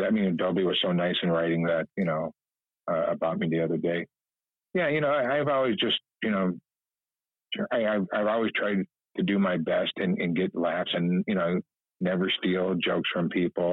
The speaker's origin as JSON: {"language": "English", "town": "East Chicago", "region": "Indiana", "country": "United States", "tie": "born or raised there", "also_born_or_lived": "Los Angeles", "moved": "as an adult", "said": "I'm a kid from East Chicago. I grew up, you know, my dad was a cop"}